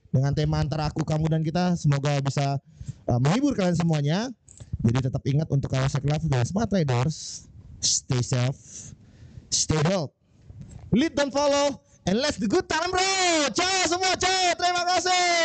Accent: Bekasi, West Java, Indonesia; BNC itu gue orang Bekasi ya bro.

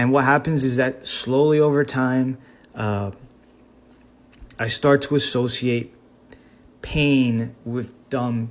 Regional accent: Miami, Florida, United States; growing up in Miami

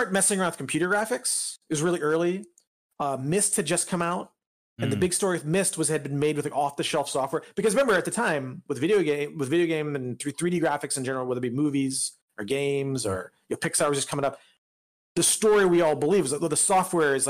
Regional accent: Northeast Indiana, United States; moved away as an adult; also born or lived in Massachusetts; I grew up in Indiana, Northeast Indiana

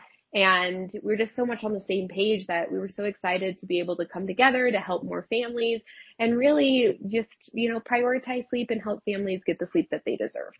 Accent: Colorado, United States; we're both from Colorado

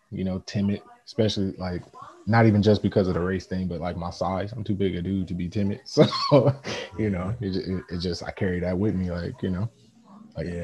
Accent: Oakland, California, United States; also born or lived in San Lorenzo, California / Irvine, California; I was born in Oakland, California. Uh, met Branch at uh, San Lorenzo High School, San Lorenzo, California

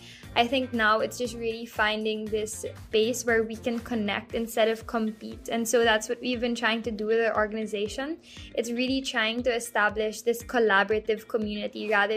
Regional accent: Philippines

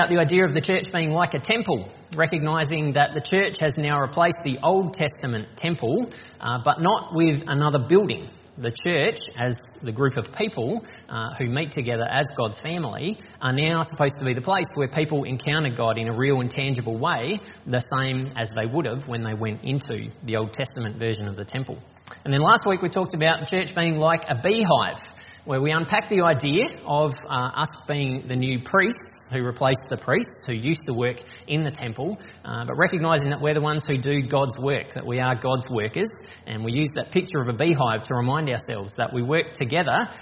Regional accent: Strathalbyn, South Australia, Australia; also born or lived in Hawker / Yorketown; now in Adelaide, Australia; So I grew up in the country, so I was born here in Adelaide, but when I was 6 months old we moved to Hawker in the Flinders Ranges, and then when I was 3 we moved to Yorktown on the York Peninsula, and then when I was 10 we moved to Strathalbyn up in the hills, and I was there until I finished high school

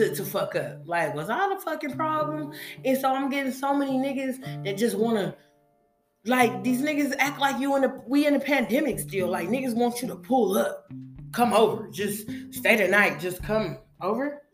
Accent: West Coast, United States; I'm from the West Coast

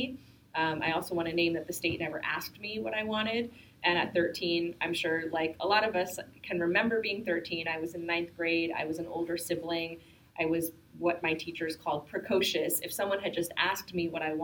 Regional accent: Bergenfield, New Jersey, United States; also born or lived in Jackson Heights, New York; I grew up in Jackson Heights a little bit and then from the age of four onwards in a very working class immigrant community in northern New Jersey, and so maybe 20 minutes across the George Washington Bridge in Bergenfield

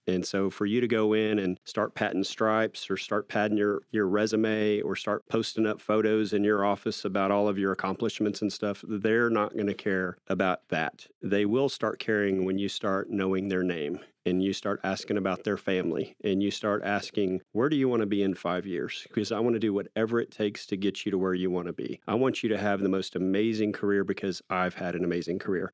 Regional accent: Austin, Texas, United States; I was born and raised in North Austin

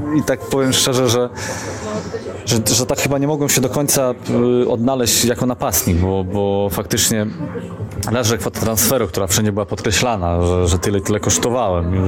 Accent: Poznań, Greater Poland, Poland; moved away as an adult; also born or lived in Kraków; ja taki rodowity poznaniak

